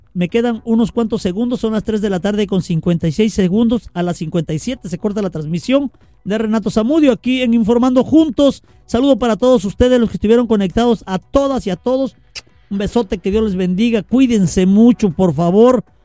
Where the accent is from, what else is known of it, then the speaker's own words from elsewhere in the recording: Veracruz, Mexico; now in Reynosa, Mexico; yo también soy de fuera, soy medio italiano, ¿verdad? Pero nací en Veracruz